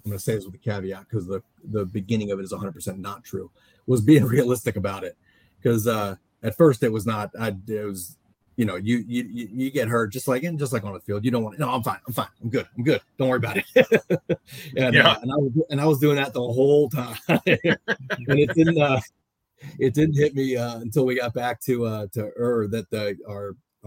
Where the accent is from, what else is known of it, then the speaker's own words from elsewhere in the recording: Maryland, United States; I'm from Maryland